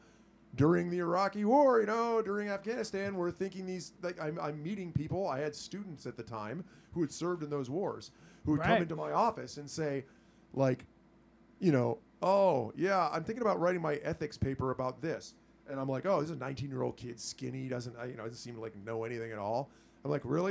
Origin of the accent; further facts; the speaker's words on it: United States; us spoiled Americans